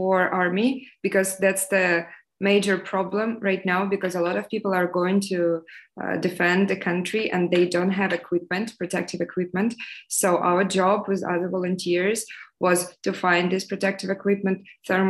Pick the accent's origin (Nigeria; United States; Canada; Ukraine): Ukraine; eastern Ukraine, Donbas; moved away; I'm from eastern region of Ukraine. I'm from Donbas, basically from the area which was occupied by Russians since 2014